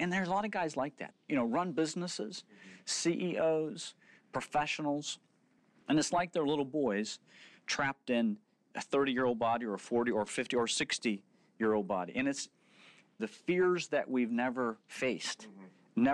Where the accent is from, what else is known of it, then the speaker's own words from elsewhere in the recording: Oklahoma, United States; growing up in Oklahoma